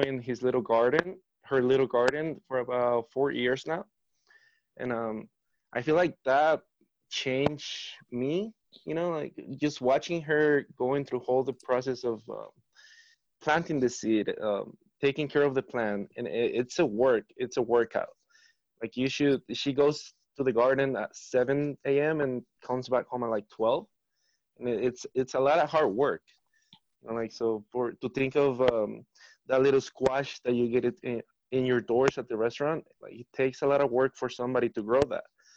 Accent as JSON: {"language": "English", "region": "Mexico City", "country": "Mexico", "tie": "born or raised there", "moved": "yes", "lives_now": "Denver, United States", "said": "growing up in Mexico City"}